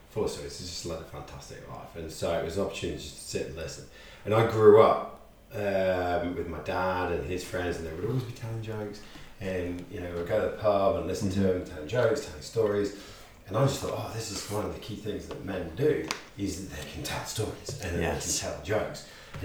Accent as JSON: {"language": "English", "region": "England", "country": "United Kingdom", "moved": "yes", "lives_now": "Western Australia, Australia", "said": "I'm from England"}